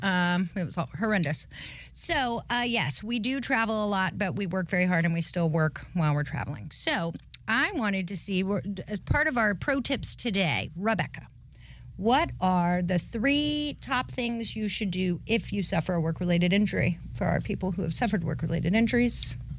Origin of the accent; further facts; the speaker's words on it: Highlands, North Carolina, United States; also born or lived in Cleveland, Ohio; I'm from Highlands, North Carolina in the mountains.